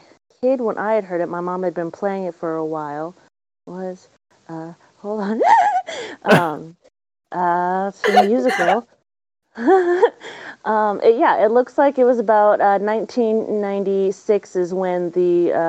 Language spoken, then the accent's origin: English; Virginia, United States; also born or lived in California; I was born in California, but I was a Navy brat. So we were, as soon as I was born, about 2 years in Cali, we moved to Virginia, and I had two siblings